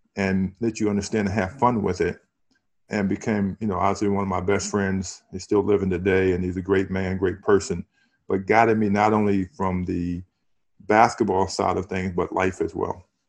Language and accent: English; Harrisonburg, Virginia, United States; growing up in Harrisonburg, it was a small city